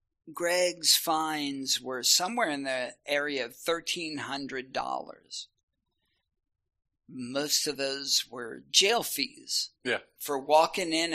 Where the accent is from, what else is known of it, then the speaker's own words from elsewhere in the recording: Shawnee, Oklahoma, United States; now in Oklahoma City, United States; I'm from Shawnee